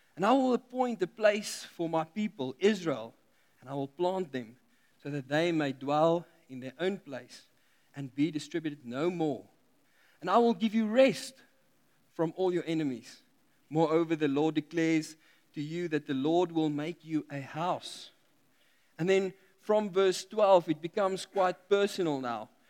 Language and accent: English; South Africa; we are South African